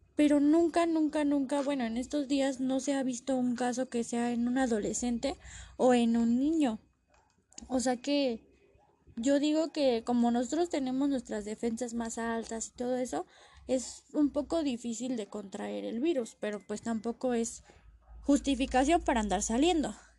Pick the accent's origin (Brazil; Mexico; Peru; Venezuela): Mexico; nosotros como mexicanos